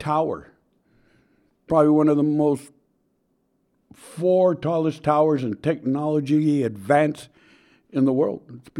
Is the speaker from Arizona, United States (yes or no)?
yes; Miami, Arizona, United States; We grew up together in Miami, Arizona, and worked on many efforts and many causes together.